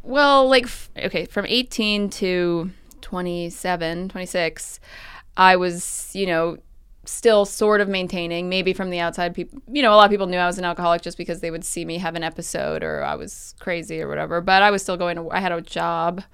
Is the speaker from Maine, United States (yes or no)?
no; New York City, New York, United States; also born or lived in Southern California; I grew up on the Upper West Side